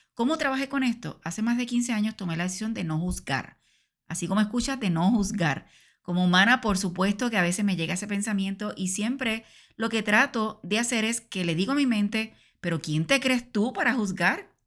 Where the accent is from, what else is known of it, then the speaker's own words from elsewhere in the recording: Puerto Rico; en mi país, Puerto Rico